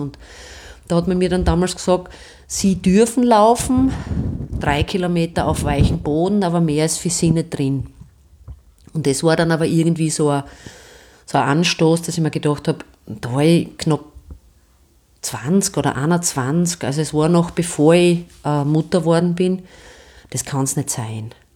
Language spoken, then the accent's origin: German; Stallhof, Styria, Austria; Ich bin in Stallhof bei Steins aufgewachsen